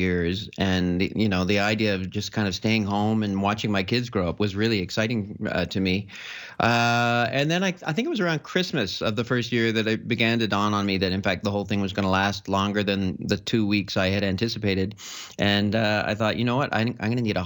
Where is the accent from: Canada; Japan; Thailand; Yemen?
Canada; also born or lived in France / Barcelona; I mostly grew up in Canada